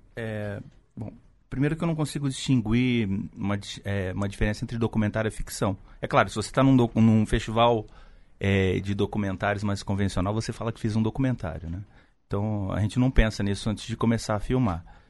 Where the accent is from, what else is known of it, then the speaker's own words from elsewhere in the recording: São Paulo, Brazil; also born or lived in Porto Alegre; eu me criei numa região, eu nasci em Porto Alegre, mas vim muito cedo para São Paulo. Morei numa região conhecida como Triângulo da Morte nos anos 90, que é Jardim Ângela, Capão Redondo e Jardim São Luís